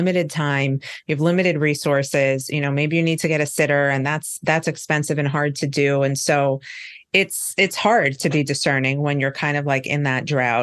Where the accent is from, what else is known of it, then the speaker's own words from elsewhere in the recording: New York, United States; now in Miami, United States; I'm from New York, but I live in Miami.